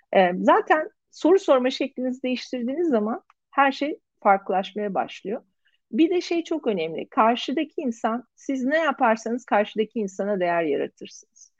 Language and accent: Turkish; Turkey; biz Türkler olarak